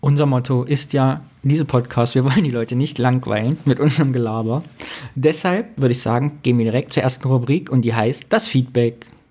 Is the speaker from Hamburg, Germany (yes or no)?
no; Thuringia, Germany; bei uns in Thüringen